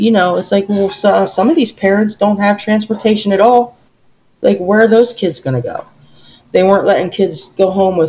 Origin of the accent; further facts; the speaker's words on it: New York, United States; we're from New York